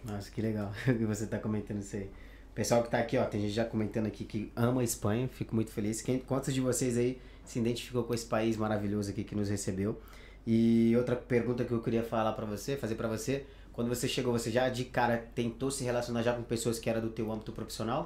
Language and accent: Portuguese; Pará, Brazil; moved away as an adult; also born or lived in São Paulo; now in Spain; eu sou natural do Pará, então eu faço questão de falar que sou de lá